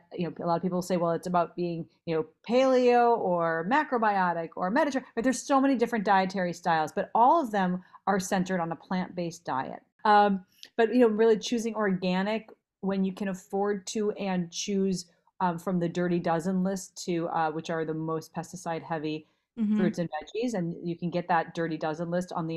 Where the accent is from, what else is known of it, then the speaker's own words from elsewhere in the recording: Minnesota, United States; moved away as an adult; also born or lived in Los Angeles; I grew up in Minnesota, so I ate a lot of red meat growing up